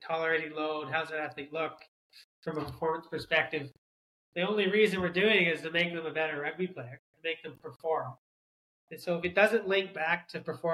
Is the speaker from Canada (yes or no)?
yes; Southern Ontario, Canada; moved away as an adult; also born or lived in Australia / United States; now in New Zealand; I grew up in Canada, Southern Ontario, played hockey